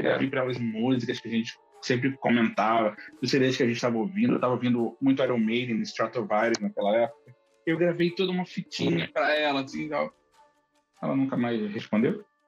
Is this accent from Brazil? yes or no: yes; Rio de Janeiro, Brazil; eu sou do Rio